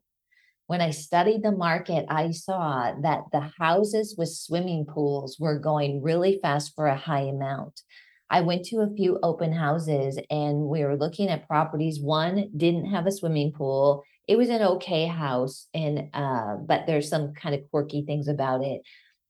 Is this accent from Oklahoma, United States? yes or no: no; Minnesota, United States; moved away; also born or lived in Colorado; Growing up in Minnesota and in Colorado, living there for a little bit, you don't have detached laundry rooms